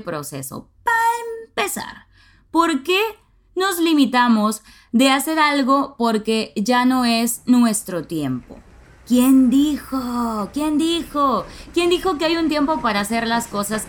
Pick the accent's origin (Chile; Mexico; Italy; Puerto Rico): Mexico; Nuevo Laredo, Tamaulipas; now in Monterrey, Mexico; aprendí a manejar a los 16 años en mi ciudad natal, Nuevo Laredo, Tamaulipas